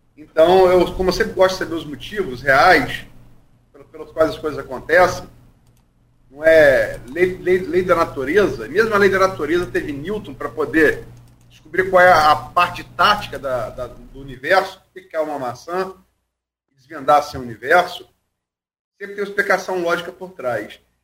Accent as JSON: {"language": "Portuguese", "country": "Brazil", "said": "Sou brasileiro"}